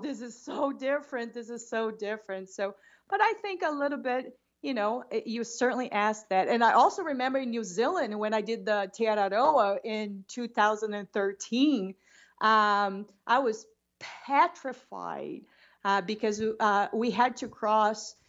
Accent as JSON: {"language": "English", "region": "Rio de Janeiro", "country": "Brazil", "tie": "born or raised there", "also_born_or_lived": "Boston", "second_language": "English", "moved": "as an adult", "lives_now": "Bend, Oregon, United States", "said": "I grew up in Rio de Janeiro."}